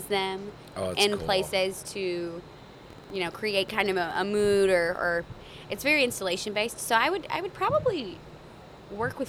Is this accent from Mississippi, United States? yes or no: yes; Mississippi, United States; moved away as an adult; now in Michigan, United States; Mississippi and in my hometown